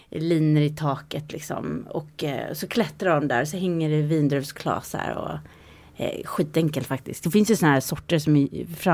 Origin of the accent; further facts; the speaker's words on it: Sweden; born there; Ja, jag föddes i Sverige